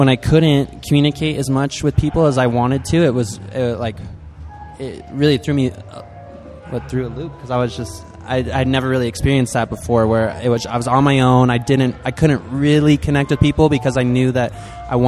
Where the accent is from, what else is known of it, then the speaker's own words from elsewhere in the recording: East Mountains, Albuquerque, New Mexico, United States; also born or lived in New York; East Mountains. I wasn't even in Albuquerque